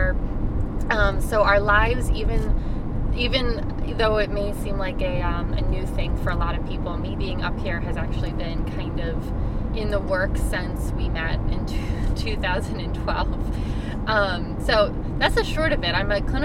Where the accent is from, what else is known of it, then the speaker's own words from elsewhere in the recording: Pittsburgh, Pennsylvania, United States; moved away as an adult; also born or lived in Philadelphia; I grew up in Pittsburgh, PA, but I really feel like I'm from Philadelphia because I spent the last 8 years of my life there